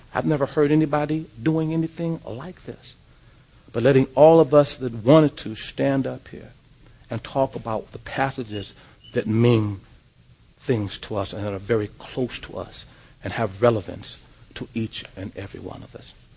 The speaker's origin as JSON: {"language": "English", "town": "Los Angeles", "region": "California", "country": "United States", "tie": "born or raised there", "also_born_or_lived": "Pomona", "said": "I grew up in South Central Los Angeles uh, uh, in a housing project called Nickerson Gardens"}